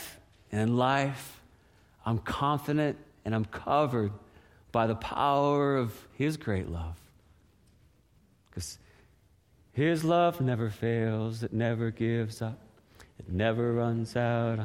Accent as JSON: {"language": "English", "area": "an island off the coast of Newfoundland", "region": "Newfoundland and Labrador", "country": "Canada", "tie": "born or raised there", "moved": "yes", "lives_now": "Seattle, United States", "said": "when we were kids growing up on the East Coast, an island off the coast of Newfoundland, icebergs, polar bears in the northern part, beautiful area"}